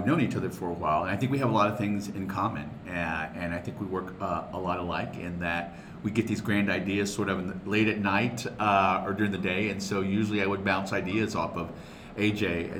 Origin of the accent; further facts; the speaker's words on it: Austin, Texas, United States; I'm born and raised in East Austin